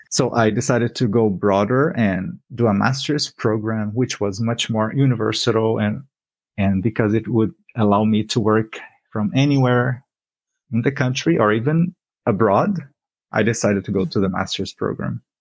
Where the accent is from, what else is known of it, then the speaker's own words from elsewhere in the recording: Brazil; moved away as an adult; now in Canada; I lived in a big city, which was 2 million people in my hometown. And that was the environment where I grew up